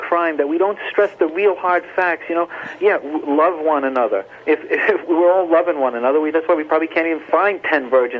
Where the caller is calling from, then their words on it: Rockaway, New Jersey, United States; I'm calling from a hospital in Rockaway, New Jersey right now.